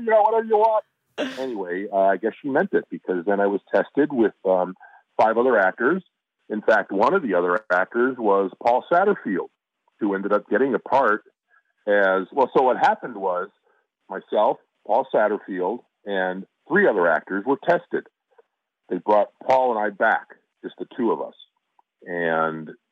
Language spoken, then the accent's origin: English; Chicago, Illinois, United States; now in Los Angeles, United States; my hometown